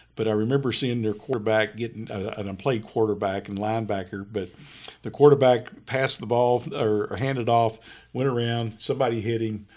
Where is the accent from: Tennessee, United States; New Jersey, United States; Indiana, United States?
Indiana, United States; New Albany; I grew up in New Albany, Indiana, right across from Louisville